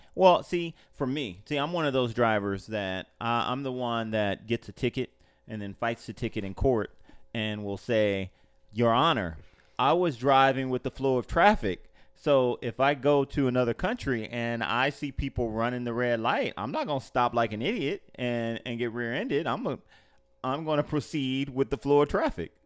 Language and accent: English; Los Angeles, California, United States; now in Orlando, United States; I grew up in Los Angeles